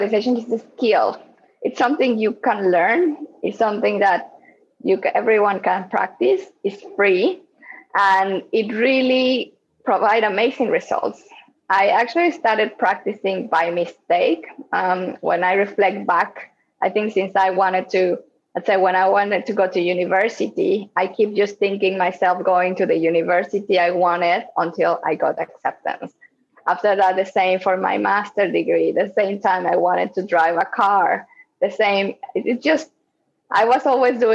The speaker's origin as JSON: {"language": "English", "town": "Morelia", "region": "Michoacán", "country": "Mexico", "tie": "born or raised there", "also_born_or_lived": "Mexico City, Mexico", "moved": "as an adult", "lives_now": "Hong Kong", "said": "I am based in Hong Kong, but I'm actually from Mexico. So I grew up in Mexico in a small town called Morelia"}